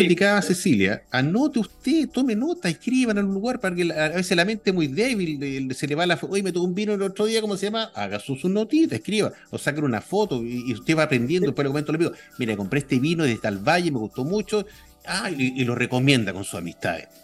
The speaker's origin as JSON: {"language": "Spanish", "country": "Chile", "said": "era como todo chileno"}